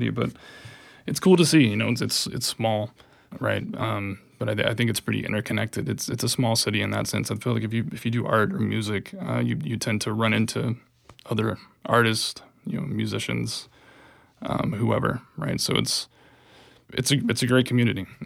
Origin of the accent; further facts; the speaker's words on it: Wilkes County, North Carolina, United States; moved away as an adult; Originally, uh, Western North Carolina, a place called Wilkes County, sort of in the mountains, the foothills.